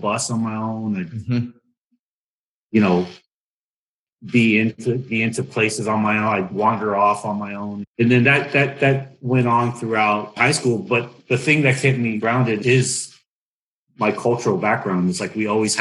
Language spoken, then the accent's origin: English; United States; growing up in America, I'm American too